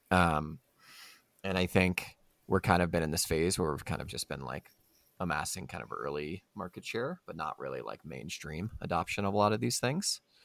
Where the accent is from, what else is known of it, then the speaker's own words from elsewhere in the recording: Louisiana, United States; I'm from Louisiana. I've spent a lot of time in the South